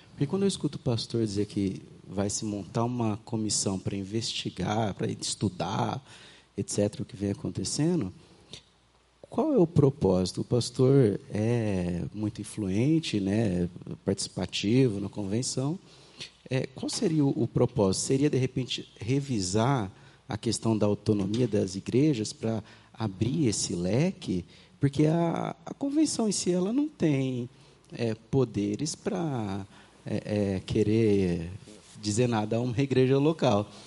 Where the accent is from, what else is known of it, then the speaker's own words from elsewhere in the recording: São Paulo, Brazil; É, minha realidade hoje é em São Paulo, mas eu vim do interior de São Paulo